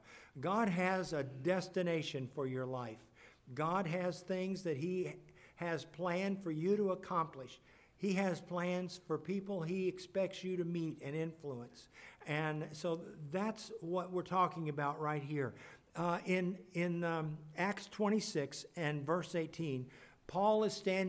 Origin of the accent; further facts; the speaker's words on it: Kansas City, United States; moved away; also born or lived in Lebanon, Missouri; We grew up in Kansas City, but ended up in Lebanon, Missouri